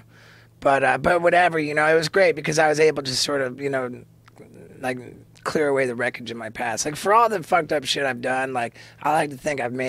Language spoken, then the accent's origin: English; England, United Kingdom; born there; also born or lived in Canada / United States; My mom was born in Canada. My dad was born in America. I was born in England. So I'm all three.